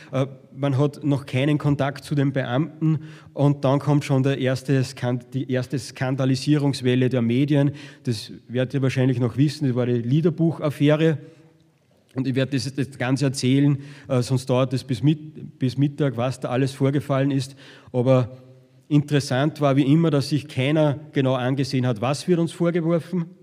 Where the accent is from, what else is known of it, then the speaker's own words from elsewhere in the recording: Upper Austria, Austria; der Manfred Heimbucht, und das ist der FPÖ-Chef in meinem Heimatbundesland